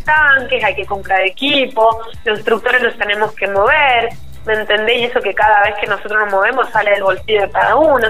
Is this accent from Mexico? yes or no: no; San Juan, Argentina; porque soy sanjuanina